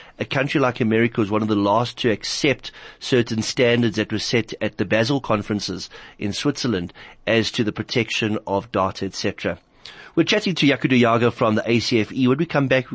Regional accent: South Africa; as a South African

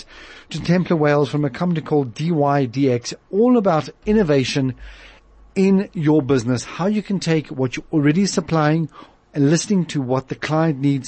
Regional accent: Johannesburg, Gauteng, South Africa; growing up in Joburg, privileged in the areas that we are here now

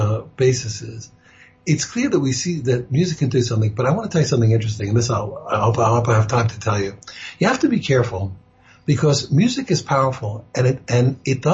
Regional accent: United States; moved away; also born or lived in Israel; I grew up in the United States

